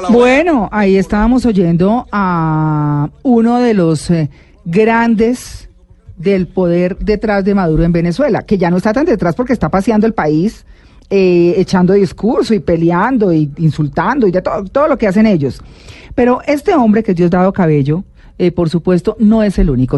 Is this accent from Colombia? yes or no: yes; Santanderes, Colombia; moved away; also born or lived in Pamplona; que llegué a los Santanderes y crecí allá un tiempo y me fui de los Santanderes